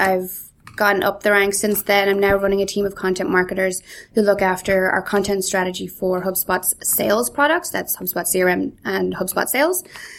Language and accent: English; Galway, Connacht, Ireland; also born or lived in Donegal / Canada; So I was actually born in Donegal, brought up in Galway, but I don't know, I think I lost my accent between the Donegal and the Galway, but then I also spent a few years in Canada